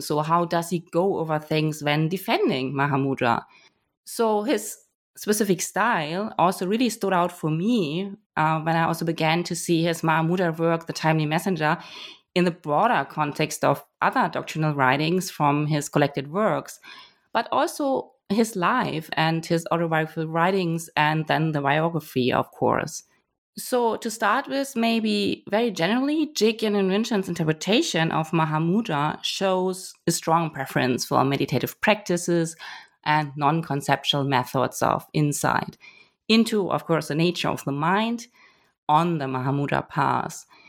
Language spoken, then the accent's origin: English; Germany; moved away; also born or lived in Hamburg; I'm originally from Germany